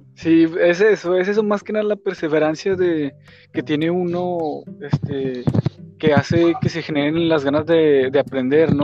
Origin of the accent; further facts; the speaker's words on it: Mexico; como mexicano, como ciudadano mexicano de, clase media baja